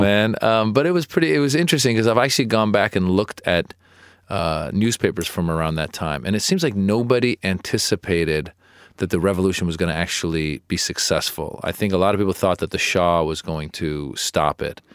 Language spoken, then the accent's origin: English; Marin County, Northern California, United States; also born or lived in Iran / Los Angeles, California; I was born in Iran and I grew up in Marin County, Northern California